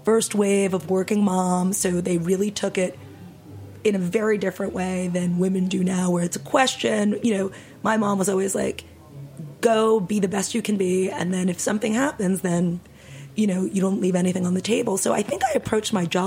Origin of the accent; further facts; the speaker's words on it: New York, United States; I grew up in New York